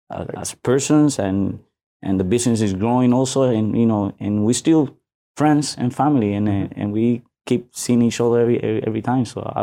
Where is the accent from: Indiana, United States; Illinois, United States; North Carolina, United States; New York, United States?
New York, United States; No, I was born in New York.